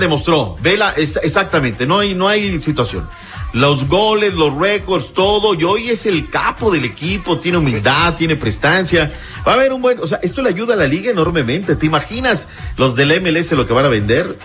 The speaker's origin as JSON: {"language": "Spanish", "country": "Mexico", "said": "Así somos los mexicanos"}